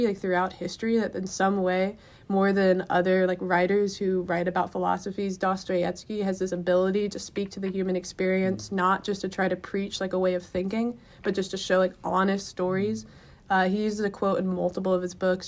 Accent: Southeast United States, United States; I grew up in the Southeast United States, Catholic family

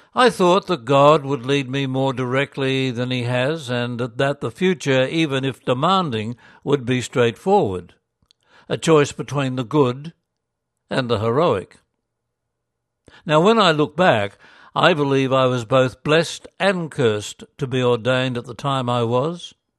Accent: Gympie, Queensland, Australia; moved away; also born or lived in Korea / Ireland / Essendon; my hometown, Gympie

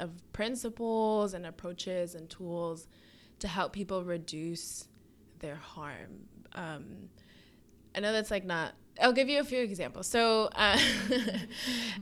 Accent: Rockland County, New York, United States; moved away as an adult; also born or lived in Boston; I'm from Rockland County, New York. So it's this suburban county, like pretty conservative

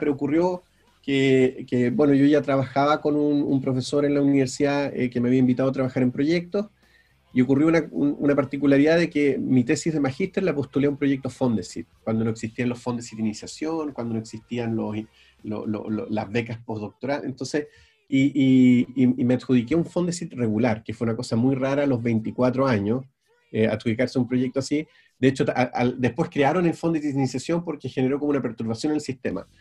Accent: Valdivia, Los Ríos, Chile; also born or lived in Río Bueno, Chile / Belgium; yo soy del sur, yo soy de, yo nací en Valdivia, viví, eh, en, eh, en Río Bueno, sí, en, en un pueblo más chico al sur todavía, eh, los primeros ocho años

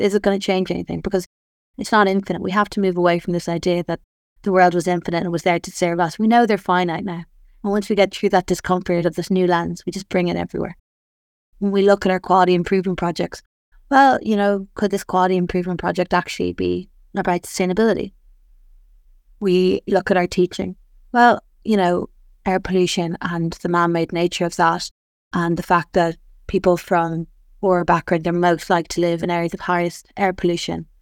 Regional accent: Ireland; I'm Irish

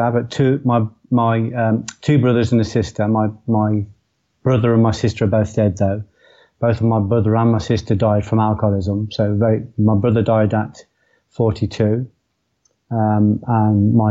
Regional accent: Coventry, West Midlands, United Kingdom; I was born in Coventry. I was born in a place called Tile Hill, moved quickly to a place called Walsgrave, and I spent the next 17 years there.

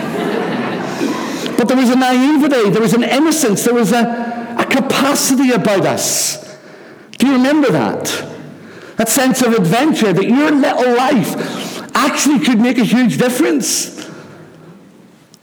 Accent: Rathcoole, Northern Ireland, United Kingdom; There was a little stream near where we lived when I was growing up in Rathcoole called the Glen

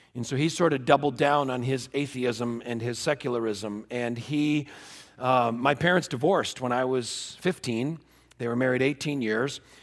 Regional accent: Connecticut, United States; I was born in Connecticut

